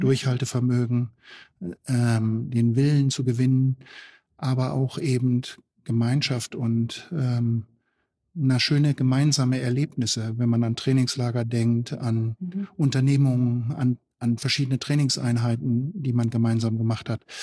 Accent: East Frisia, Lower Saxony, Germany; now in Gera, Germany; Ich komme ja aus Ostfriesland

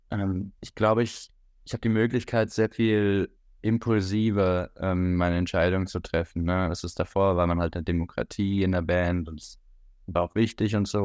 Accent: Switzerland; moved away as an adult; now in Hamburg, Germany; Ich bin in der Schweiz geboren. Mein, mein Vater ist Schweizer, meine Mutter ist Deutsche und äh, bin in der Schweiz aufgewachsen

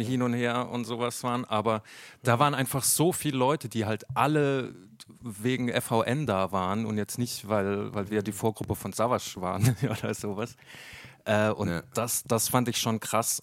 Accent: near Mannheim, Baden-Württemberg, Germany; ich bin zwar in Mannheim geboren, ich bin dann aber äh, in, in Catch aufgewachsen, das ist ein paar Kilometer weiter, so ein kleines äh, äh Kaff eigentlich

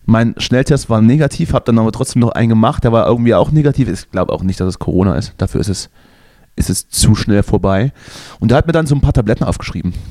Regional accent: East Germany, Germany; aber ich bin ja ein, ein Kind des Ostens, im, im Fußball und im Punkrock sozialisiert.

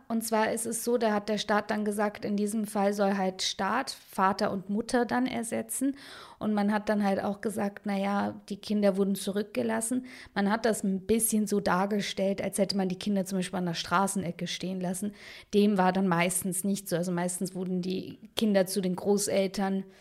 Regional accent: Munich, Bavaria, Germany; also born or lived in Baden-Württemberg; im Viertel, wo ich aufgewachsen bin, also im Westend in München

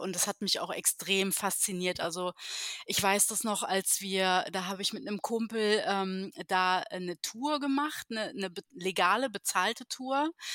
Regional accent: Heidelberg, Baden-Württemberg, Germany; moved away as an adult; now in Berlin, Germany; ich komme äh, tatsächlich ähm, aus Heidelberg in Baden-Württemberg.

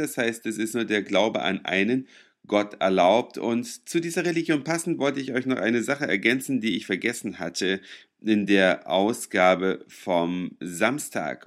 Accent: Germany; bei uns in Deutschland

